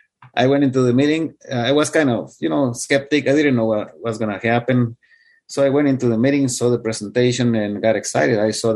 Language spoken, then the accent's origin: English; India; He actually confused me with, he's from India. And I have I am from India as well. So he thought I was an Indian guy.